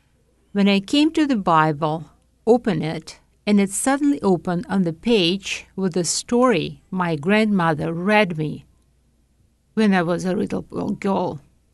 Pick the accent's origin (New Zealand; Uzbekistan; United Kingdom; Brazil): Uzbekistan; Tashkent; English is a second language; I was raised, I was born in Tashkent, Uzbekistan, and my parents and grandparents was living there.